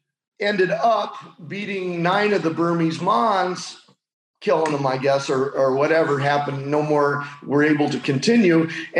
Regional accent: Indiana, United States; moved away; I'm originally from the Midwest. I'm from Indiana. Didn't have a lot to do out in the cornfields out there

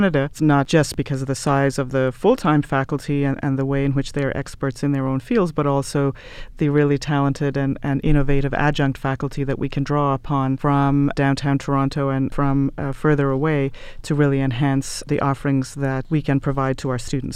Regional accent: Ireland; moved away as an adult; I'm from Ireland originally

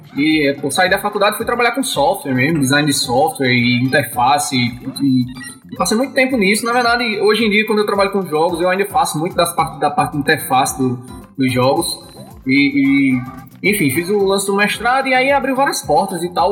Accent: Campina Grande, Paraíba, Brazil; eu sou de Campina Grande, na, na Paraíba

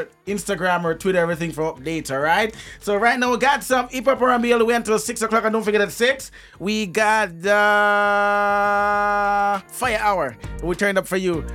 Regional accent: Portmore, Saint Catherine, Jamaica; Me come from Phase 1

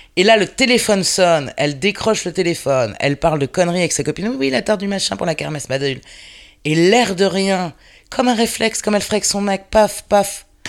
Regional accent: Paris, Île-de-France, France; je suis une parisienne, une vraie de vraie

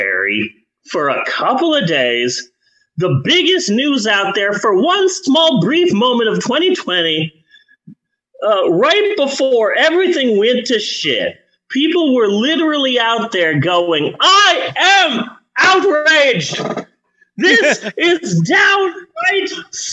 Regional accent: United States; We're just Americans being American.

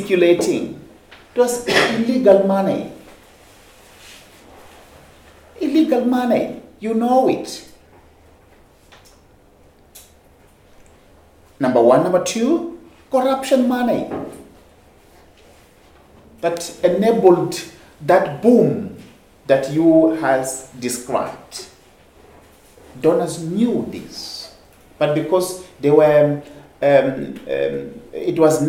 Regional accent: Mozambique

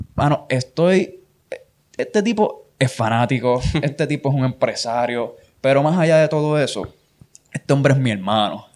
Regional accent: Puerto Rico; yo vivía en Nahuatl cuando eso, yo soy de Nahuatl

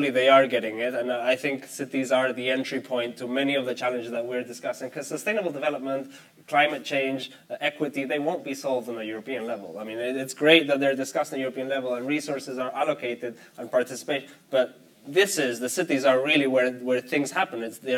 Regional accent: Spain; I come from Spain. Spain will not reach the 2030 agenda because the government one day wakes up and decides they reached it.

